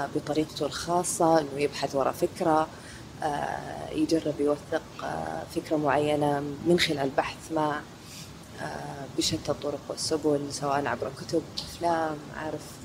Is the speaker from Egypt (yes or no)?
no; Saudi Arabia; عندنا في السعودية